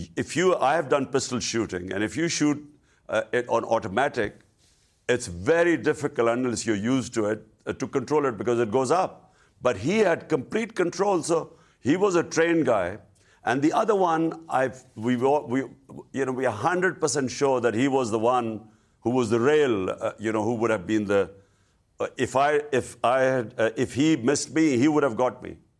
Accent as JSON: {"language": "English", "country": "Pakistan", "said": "as a Pakistani"}